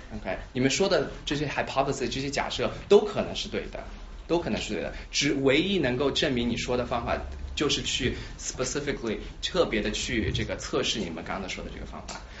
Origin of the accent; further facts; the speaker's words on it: Shanghai, China; moved away as an adult; also born or lived in Sichuan / St. Louis, United States; now in Philadelphia, United States; 我的背景是我是在四川出生，然后上海长大，然后十八岁的时候来这个，呃，在来美国从本科开始读的